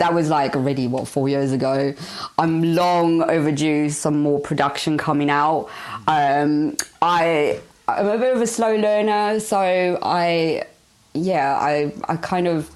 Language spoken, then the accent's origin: English; South Africa; moved away; I'm originally from South Africa, so I love any sort of little sounds that sort of resonate with my roots and where I come from.